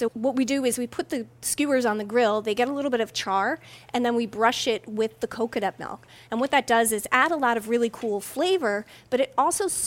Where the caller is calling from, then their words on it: Blandon, Pennsylvania, United States; Blandon, Pennsylvania.